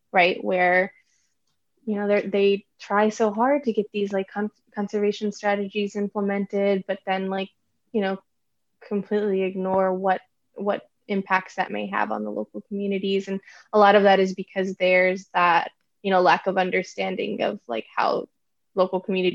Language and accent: English; India; because I am Indian, I can't study India in the way that they feel that one should be able to study India.